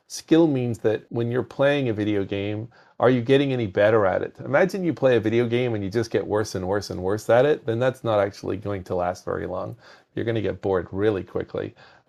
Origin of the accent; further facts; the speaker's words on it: Belfast, Northern Ireland, United Kingdom; now in United States; was in school in Northern Ireland. So I'm actually from Belfast in Northern Ireland.